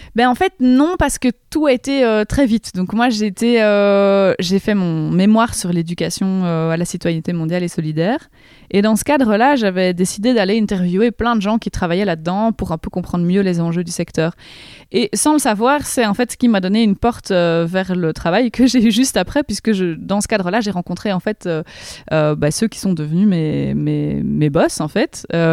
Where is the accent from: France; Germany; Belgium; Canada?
Belgium; Rochefort, Wallonia; je, viens d'un petit village même qui s'appelle Éprave, dans la commune de Rochefort, dans la province de Namur